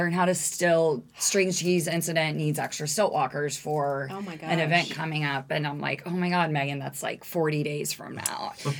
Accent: Plain City, Ohio, United States; I grew up in Plain City

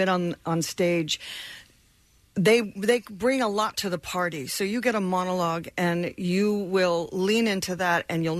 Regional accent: Florida, United States; also born or lived in England; I grew up in Florida.

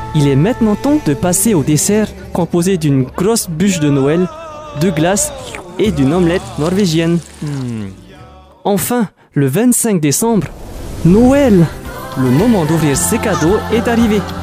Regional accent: French Polynesia; chez moi à Tahiti

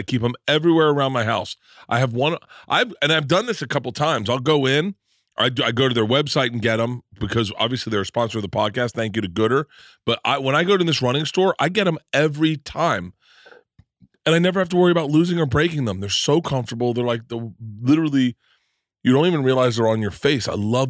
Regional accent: Florida, United States; I grew up in Florida, and I spent my whole childhood like this.

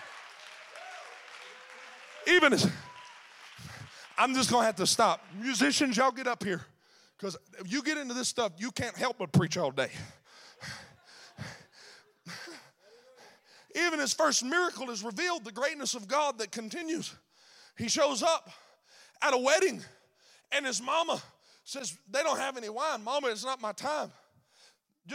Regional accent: Mississippi, United States; I'm from Mississippi

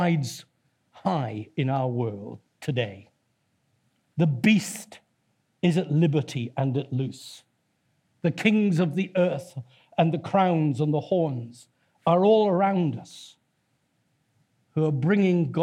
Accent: Torquay, South West England, United Kingdom; My hometown is Torquay, that's built on seven hills as well.

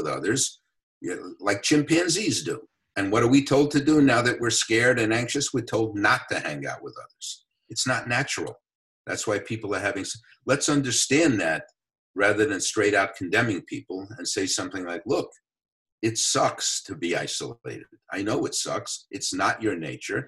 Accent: New York City, New York, United States; I grew up in the Bronx

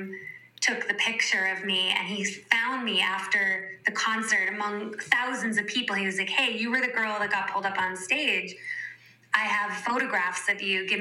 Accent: New York City, New York, United States; I grew up in New York City, like total born and raised New York City girl in an Italian and Jewish community.

